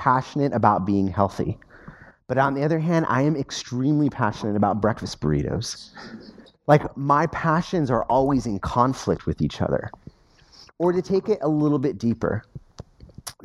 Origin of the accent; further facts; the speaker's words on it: United States; as an American.